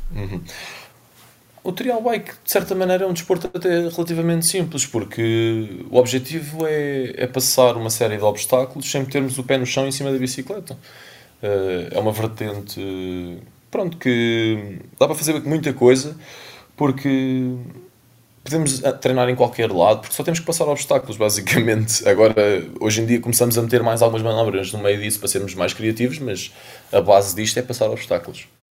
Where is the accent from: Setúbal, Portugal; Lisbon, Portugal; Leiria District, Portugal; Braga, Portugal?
Lisbon, Portugal; sou de Lisboa